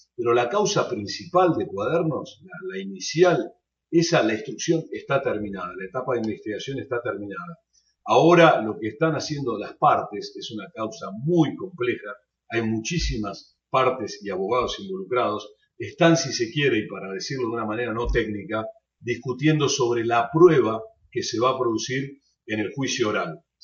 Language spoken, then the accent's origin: Spanish; Argentina; sobre Argentina, mi país